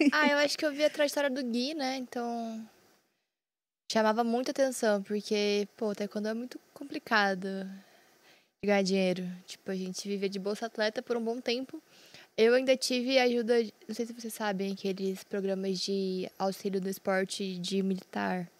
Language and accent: Portuguese; Londrina, Paraná, Brazil; Eu sou de Londrina, Paraná, tenho 27 anos